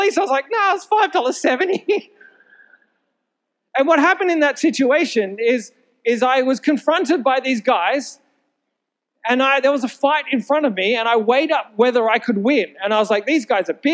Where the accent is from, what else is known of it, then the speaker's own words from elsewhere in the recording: Sydney, New South Wales, Australia; I grew up in Sydney.